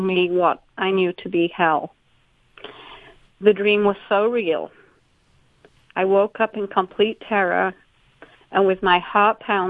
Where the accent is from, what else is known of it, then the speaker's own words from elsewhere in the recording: Yorkshire and the Humber, United Kingdom; moved away as an adult; now in United States; I grew up in Yorkshire, England